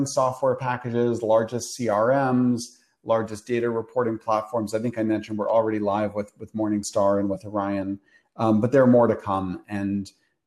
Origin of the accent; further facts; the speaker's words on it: Canada; moved away as an adult; now in New York City, United States; I grew up in Canada